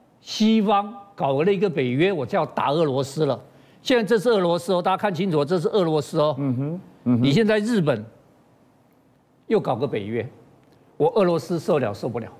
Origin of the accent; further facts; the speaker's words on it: Taiwan; 这是猎风者卫星，猎风者卫星是我们台湾人的骄傲